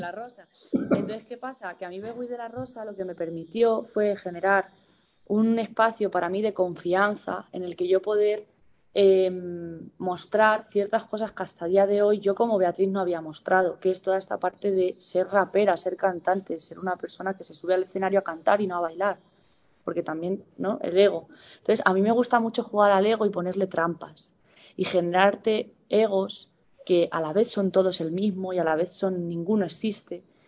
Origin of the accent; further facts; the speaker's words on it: San Fernando de Henares, Community of Madrid, Spain; also born or lived in Villamayor / Cifuentes; la ciudad dormitorio que en la que yo me he criado ha sido San Fernando de Henares